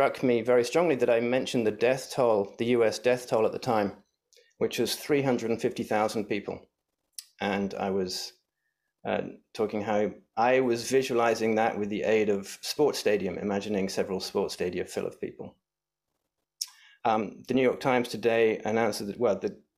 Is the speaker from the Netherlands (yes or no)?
no; England, United Kingdom; now in San Francisco, United States; my home country back in England